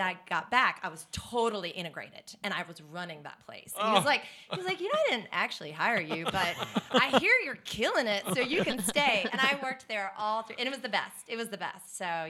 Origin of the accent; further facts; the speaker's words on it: Charlotte, North Carolina, United States; also born or lived in Palos Verdes, California / Los Angeles, California; I was born in California, but I was raised in Charlotte